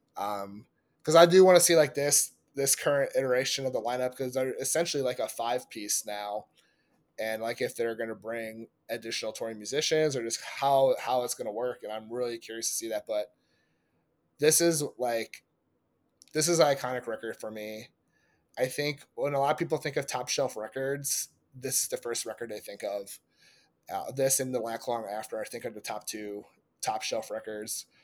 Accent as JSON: {"language": "English", "region": "Indiana", "country": "United States", "said": "my home state of Indianapolis"}